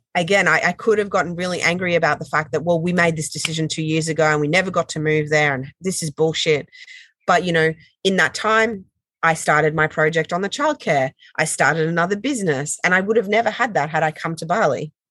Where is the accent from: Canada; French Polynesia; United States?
French Polynesia; moved away; I grew up in Tahiti